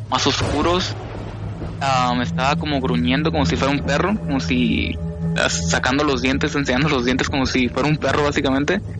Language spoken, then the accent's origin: Spanish; California, United States; born there; cuando yo nací, yo nací en California.